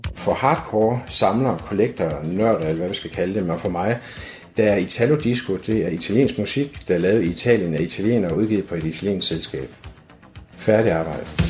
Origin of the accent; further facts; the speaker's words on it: Aarhus, Central Denmark Region, Denmark; født og opvokset her i Aarhus